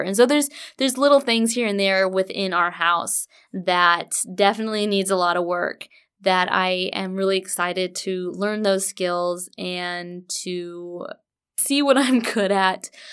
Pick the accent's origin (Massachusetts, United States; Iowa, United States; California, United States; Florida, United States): California, United States; Orange County; moved away as an adult; now in Murfreesboro, United States; We are originally from Orange County, California